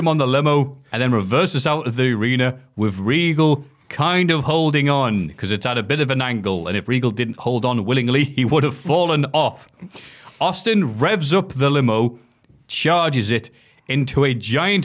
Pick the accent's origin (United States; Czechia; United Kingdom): United Kingdom; we're British